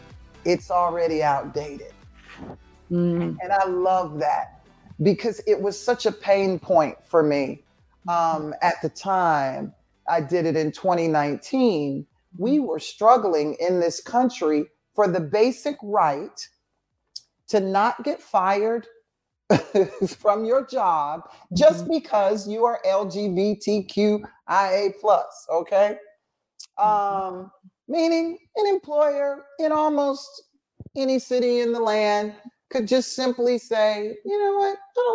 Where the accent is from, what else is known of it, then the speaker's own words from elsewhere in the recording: Atlanta, Georgia, United States; growing up in Atlanta, being Black and a woman and gay and LGBTQ